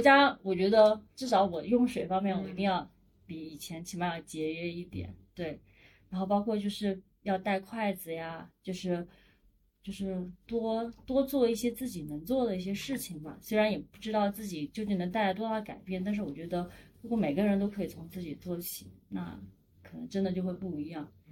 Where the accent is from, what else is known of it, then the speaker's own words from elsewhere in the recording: Sichuan, China; now in Shenzhen, China; 我是出生在四川嗯，然后工作在深圳，都是南方城市，是完全没有缺水这种概念的